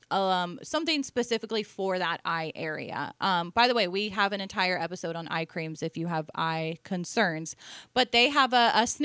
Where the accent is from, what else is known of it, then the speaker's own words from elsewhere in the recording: Ohio, United States; born there; I was. I was born in Ohio, so I'm allowed to make fun of Ohio people.